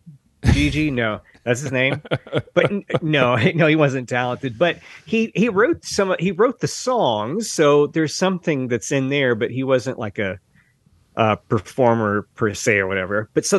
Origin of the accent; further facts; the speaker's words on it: the American South, United States; We're both from the South, Mark.